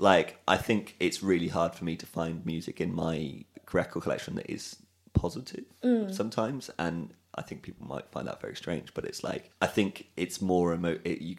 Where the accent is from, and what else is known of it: Cardiff, Wales, United Kingdom